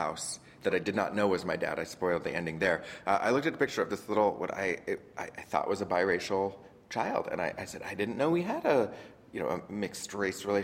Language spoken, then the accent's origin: English; Orange County, Southern California, United States; moved away as an adult; now in New York, United States; I grew up in Southern California in Orange County, just south of L.A. But I've been here now for about 14, 15 years.